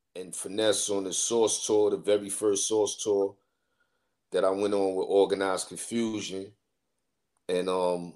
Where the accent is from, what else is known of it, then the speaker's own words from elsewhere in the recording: New York City, New York, United States; moved away as an adult; also born or lived in Jamaica, Queens; I was born in Brooklyn, raised in Brooklyn, moved to Queens